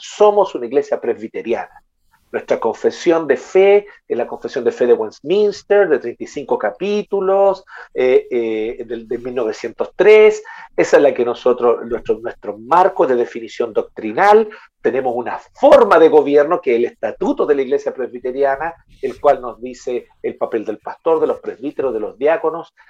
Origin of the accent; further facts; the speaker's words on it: Chile; en buen chileno